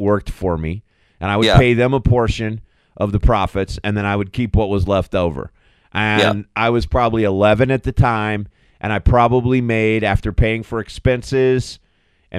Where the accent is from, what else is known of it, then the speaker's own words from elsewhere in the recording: Arizona, United States; I grew up in Arizona. We didn't have grass.